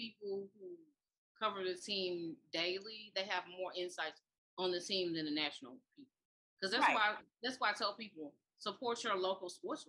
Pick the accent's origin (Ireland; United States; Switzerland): United States; Mississippi; moved away as an adult; now in Memphis, United States; No, I'm from Mississippi. I've been in Memphis for like 19 years.